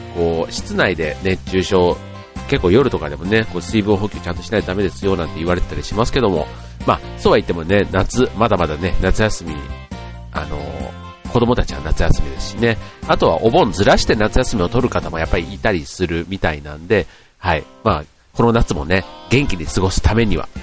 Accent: Osaka, Japan; moved away; 実家が大阪なんで、えっ、と、大阪に家族

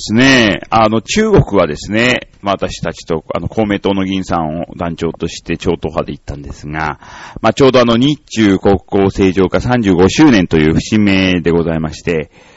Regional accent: Nichinan, Miyazaki, Japan; moved away; 小学校も私はその県南の方の、まあ宮崎の 日南市っていうところなんですが、まあそこの小学校出てる

